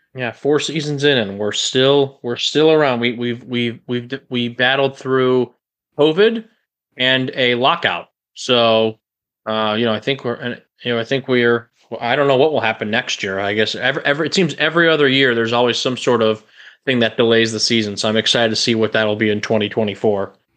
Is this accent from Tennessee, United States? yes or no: no; Chicago, Illinois, United States; moved away as an adult; now in Florida, United States; I'm from the Chicagoland area. I pretty much lived there my entire life up until these last few years when I, uh, moved to Florida.